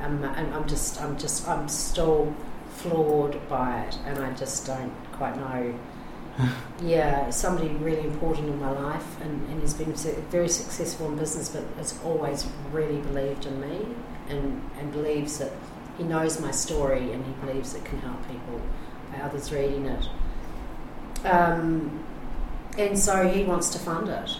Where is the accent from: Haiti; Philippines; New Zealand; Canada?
New Zealand; moved away; I'm a Kiwi